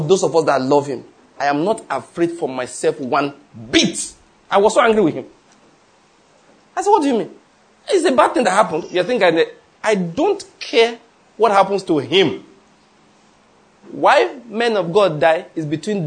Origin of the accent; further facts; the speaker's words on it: Nigeria; I'm a Nigerian father